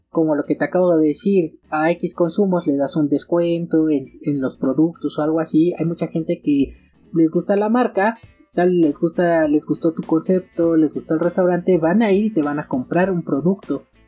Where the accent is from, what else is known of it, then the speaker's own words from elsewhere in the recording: Mexico; aquí en mi país, México